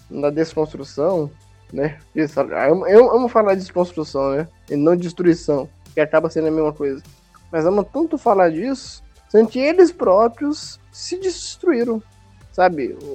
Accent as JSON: {"language": "Portuguese", "country": "Brazil", "said": "e eu sou brasileiro, né?"}